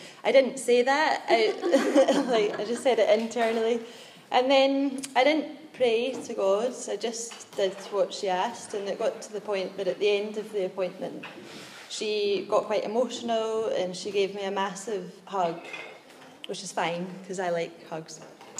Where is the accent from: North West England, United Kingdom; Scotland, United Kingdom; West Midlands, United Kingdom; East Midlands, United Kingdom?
Scotland, United Kingdom; Glasgow; I'm from Glasgow, which is in Scotland